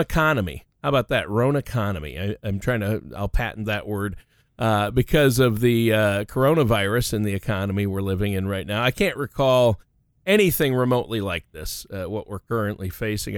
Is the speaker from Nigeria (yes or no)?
no; Canada; grew up in the Great White North